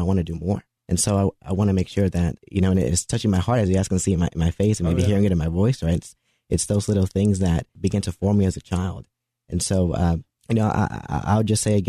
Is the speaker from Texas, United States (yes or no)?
yes; Dallas, Texas, United States; I grew up in the Dallas area